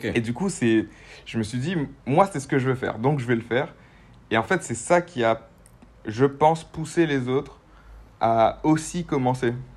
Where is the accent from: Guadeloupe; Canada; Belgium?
Guadeloupe; je viens de Guadeloupe, dans les Antilles